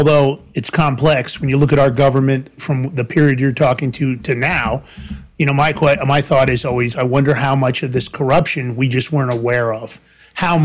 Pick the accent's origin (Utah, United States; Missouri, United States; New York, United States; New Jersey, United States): New York, United States; New York City; I grew up in Fordham Road in the Bronx